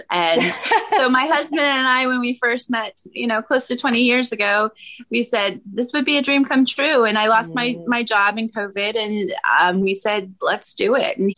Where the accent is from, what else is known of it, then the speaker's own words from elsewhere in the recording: Maine, United States; now in Los Angeles, United States; I grew up in Maine, of all places, and now live outside of Los Angeles with my family.